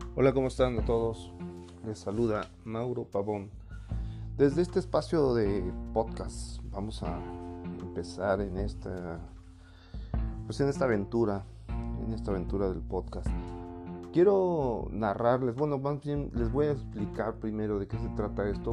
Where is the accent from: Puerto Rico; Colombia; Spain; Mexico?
Mexico; Puebla; soy poblano, los poblanos somos totalmente paneros